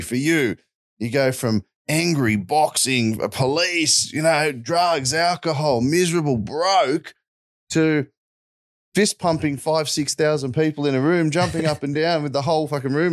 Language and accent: English; Wollongong, New South Wales, Australia; I grew up in Wollongong, south of Sydney